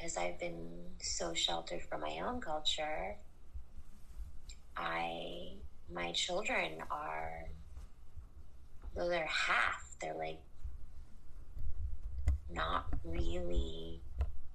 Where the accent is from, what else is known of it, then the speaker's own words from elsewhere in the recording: United States; accent: American; my American accent